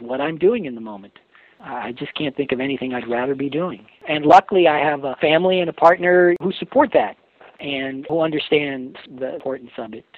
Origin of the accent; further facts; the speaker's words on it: New York City, New York, United States; also born or lived in Oregon / Alaska / Seattle; now in Mendocino County, United States; I grew up in New York City